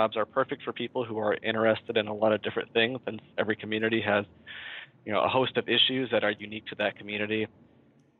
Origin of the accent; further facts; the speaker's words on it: Mount Vernon, Iowa, United States; I grew up in Mount Vernon, Iowa